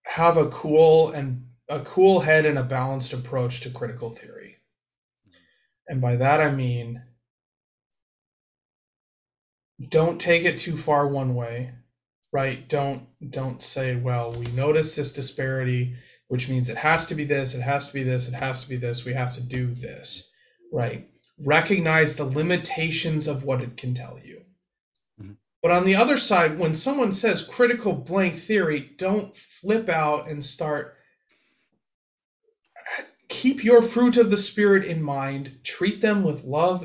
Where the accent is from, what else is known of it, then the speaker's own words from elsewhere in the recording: United States; we're American